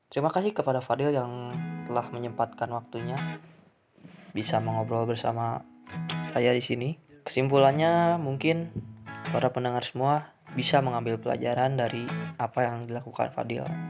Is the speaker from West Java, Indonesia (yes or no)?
yes; West Java, Indonesia; accent: Sundanese; kami orang Sunda ini lo-, logatnya